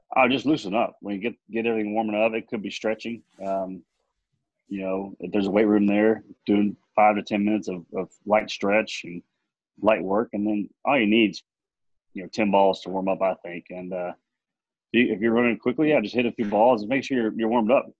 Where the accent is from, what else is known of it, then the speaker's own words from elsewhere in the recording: Amarillo, Texas, United States; I was from Amarillo